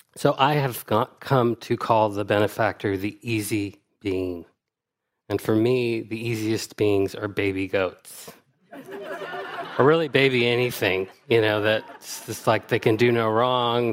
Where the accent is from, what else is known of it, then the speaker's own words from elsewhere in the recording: United States; as an American person